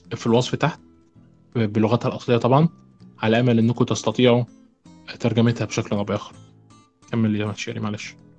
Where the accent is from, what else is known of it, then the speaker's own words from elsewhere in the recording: Egypt; عندنا في مصر في نوبيين